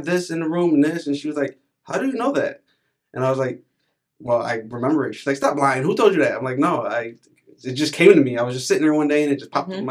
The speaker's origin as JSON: {"language": "English", "town": "New Britain", "region": "Connecticut", "country": "United States", "tie": "born or raised there", "said": "I was born in New Britain, in New Britain General Hospital."}